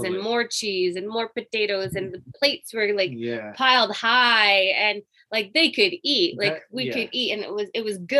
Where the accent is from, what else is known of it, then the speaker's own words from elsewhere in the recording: Indiana, United States; now in British Columbia, Canada; I'm actually originally from Indiana. I was born in the States